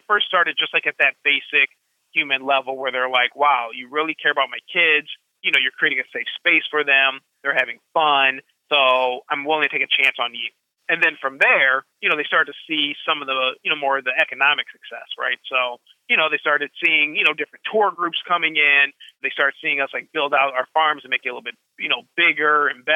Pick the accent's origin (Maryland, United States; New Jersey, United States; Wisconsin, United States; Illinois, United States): Wisconsin, United States; Madison; moved away as an adult; also born or lived in Thailand; now in Chicago, United States; I had a very Bill Cosby kind of background growing up in Madison